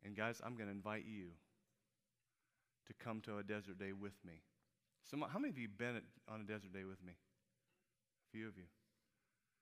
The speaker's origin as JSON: {"language": "English", "town": "Peoria", "region": "Illinois", "country": "United States", "tie": "born or raised there", "moved": "as an adult", "said": "Now, Peoria is my hometown. I grew up in Peoria"}